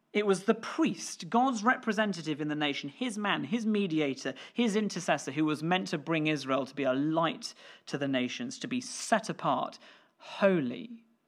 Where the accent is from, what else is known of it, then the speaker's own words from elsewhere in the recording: Scotland, United Kingdom; me being British or Scottish